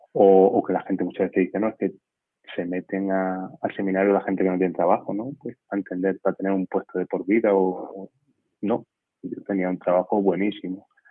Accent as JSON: {"language": "Spanish", "town": "Castañar de Ibor", "region": "Extremadura", "country": "Spain", "said": "soy extremeño de un pueblecito que se llama Castañar de Ibor"}